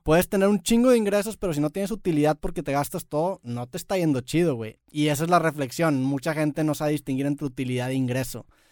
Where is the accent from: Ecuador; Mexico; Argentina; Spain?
Mexico; Nosotros como mexicanos